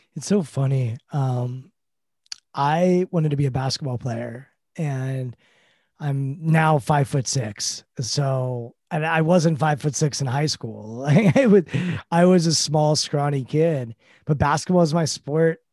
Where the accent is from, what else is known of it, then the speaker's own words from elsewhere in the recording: Washington, District of Columbia, United States; I grew up in Washington, D C. We have a football team here. I grew up going to games